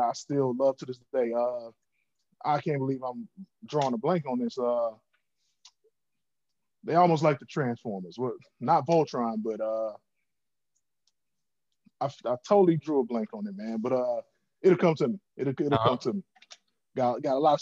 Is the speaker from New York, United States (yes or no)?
no; Chicago, Illinois, United States; I'm from the South Side of Chicago